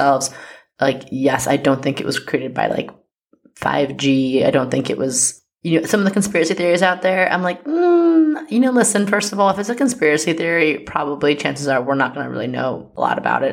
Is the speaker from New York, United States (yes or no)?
yes; New York, United States; I am a New Yorker